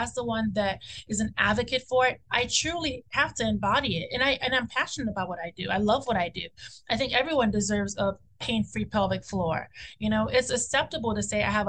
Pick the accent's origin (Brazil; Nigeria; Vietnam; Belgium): Nigeria; we're Nigerian